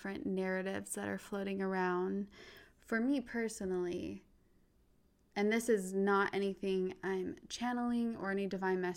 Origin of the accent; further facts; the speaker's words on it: Utah, United States; I grew up in Utah, predominantly white